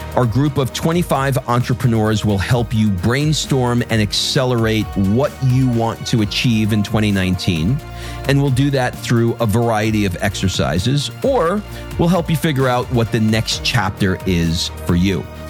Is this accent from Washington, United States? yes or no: no; New York City, New York, United States; I grew up in Queens, New York, in an area just outside of Forest Hills